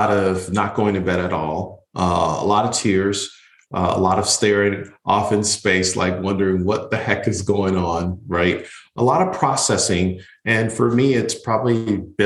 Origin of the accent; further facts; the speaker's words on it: Buffalo, New York, United States; now in Florida, United States; I'm originally from Buffalo, New York. And yes, I grew up in a family that was very poor.